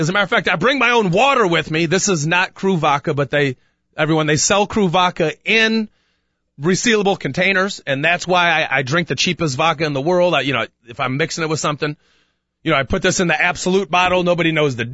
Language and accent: English; Chicago, Illinois, United States; I'm a Chicagoan